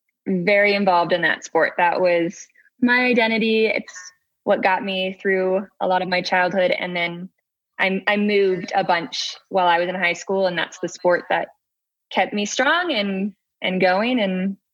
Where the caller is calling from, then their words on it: Salt Lake City, Utah, United States; Salt Lake City, Utah, United States.